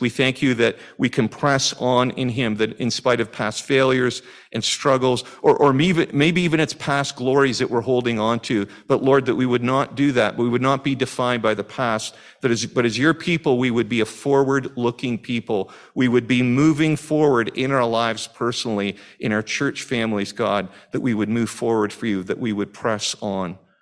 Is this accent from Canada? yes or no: yes; Canada; As a Canadian